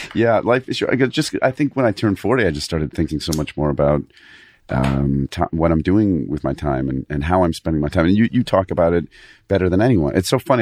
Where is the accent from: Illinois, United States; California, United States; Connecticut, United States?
Connecticut, United States; Fairfield; in Connecticut, Fairfield, Connecticut.